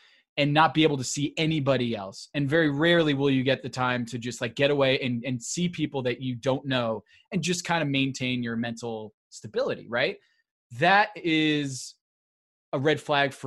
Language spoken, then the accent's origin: English; Westport, Connecticut, United States; my hometown. Of Westport, Connecticut